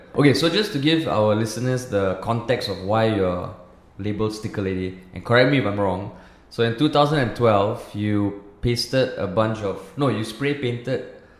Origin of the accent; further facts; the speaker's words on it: Singapore; So we grew up in Singapore, and you know, Singapore is always like it grooms you to follow the rules, lah.